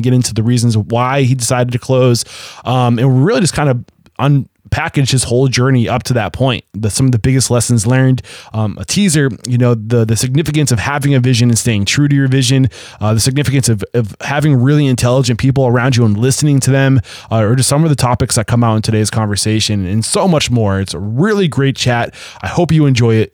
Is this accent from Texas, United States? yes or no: no; Southern New Hampshire, United States; I'm from Southern New Hampshire, only an hour from